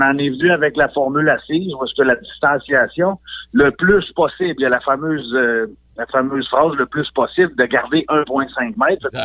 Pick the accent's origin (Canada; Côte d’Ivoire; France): Canada; Côte-Nord, Quebec; moved away as an adult; je suis parti de la Côte-Nord, moi, en 98